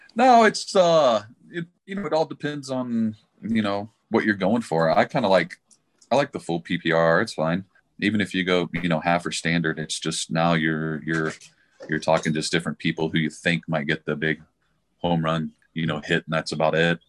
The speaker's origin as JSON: {"language": "English", "town": "Dallas", "region": "Texas", "country": "United States", "moved": "yes", "lives_now": "Colorado Springs, United States", "said": "I'm from Dallas, Texas."}